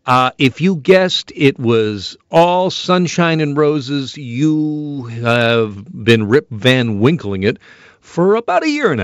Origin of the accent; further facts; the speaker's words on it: Burlington, Ontario, Canada; Burlington, Ontario, my hometown, a lot of hairy backs there.